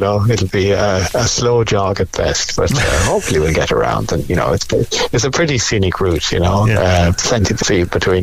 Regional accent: Cobh, Munster, Ireland; moved away; Cove, you know, it's my hometown

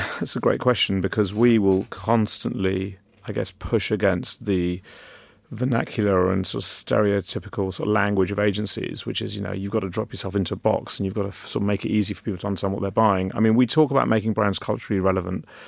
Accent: London, United Kingdom; I was very lucky being born and brought up in London

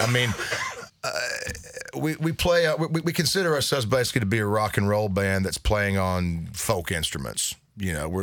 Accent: United States; we grew up in East Tennessee and North Carolina

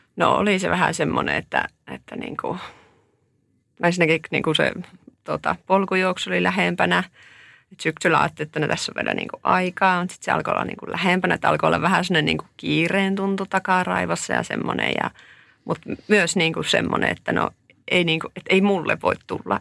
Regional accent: Oulu, North Ostrobothnia, Finland; Mä oon tuolta Oulusta kotoisin tai sieltä nyt tullut

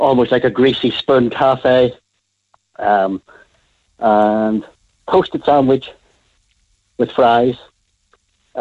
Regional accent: Belfast, Northern Ireland, United Kingdom; now in Cork, Ireland; Originally Belfast.

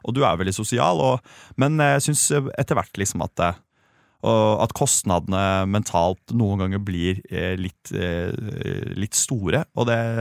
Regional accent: Sandefjord, Vestfold, Norway; jeg har vokst opp i Sandefjord

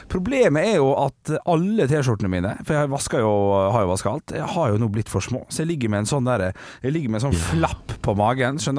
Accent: Jondal, Vestland, Norway; jeg er fra

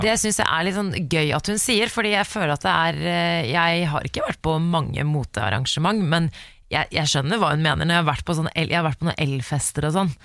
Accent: Oslo, Norway; der hvor jeg vokste opp, på Frogner

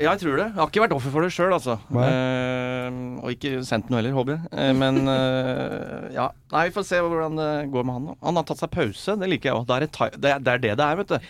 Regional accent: Rakkestad, Østfold, Norway; jeg er fra Rakkestad i Østfold

